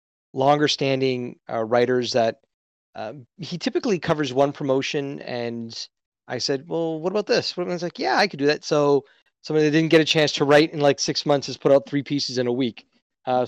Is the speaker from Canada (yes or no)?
yes; Canada; as a Canadian